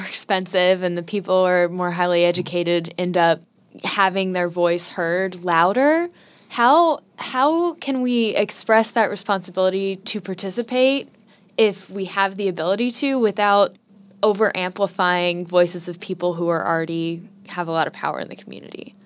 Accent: Fluvanna County, Virginia, United States; also born or lived in Charlottesville, Virginia; I grew up in Fluvanna County, which is not far away, and then I went to U V

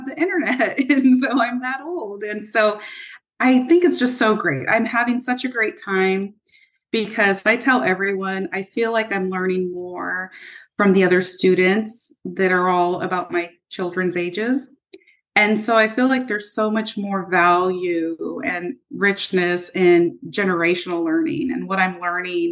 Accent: Modesto, California, United States; also born or lived in Turlock; I grew up in Modesto

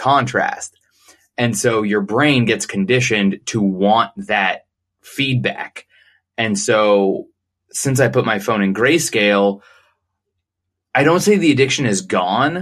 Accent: Phoenix, Arizona, United States; I'm born and raised in Phoenix, Arizona

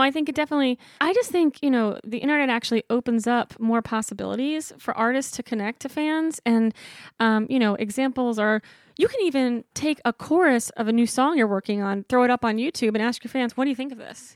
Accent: Columbia, Maryland, United States; moved away as an adult; also born or lived in New York City / Brooklyn; now in Nashville, United States; I I grew up in Columbia, Maryland

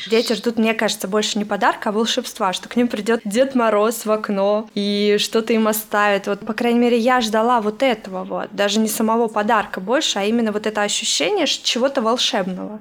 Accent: Russia; now in United States

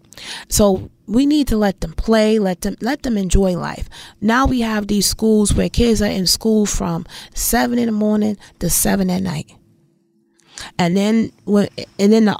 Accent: New York City, New York, United States; where I grew up in Bed-Stuy, when we first moved over there, the neighborhood was diverse.

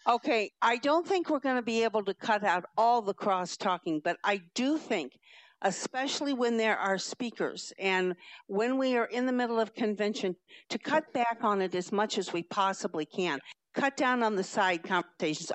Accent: Madison County, Illinois, United States; I'm from Madison County

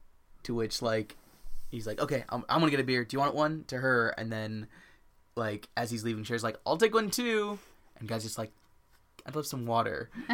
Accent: United States; as an American

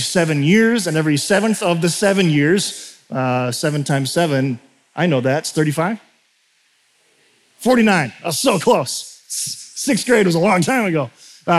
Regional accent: United States; culturally as an American.

